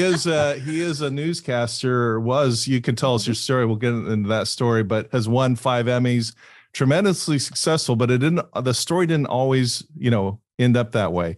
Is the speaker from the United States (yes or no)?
yes; Fullerton, California, United States; also born or lived in Laguna Beach; I grew up on Fullerton right up the street from Anaheim Hills